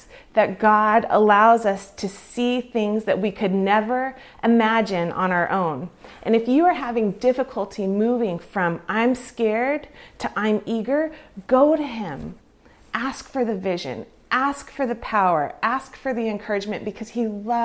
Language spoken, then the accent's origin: English; California, United States; moved away as an adult; also born or lived in Canada; growing up in California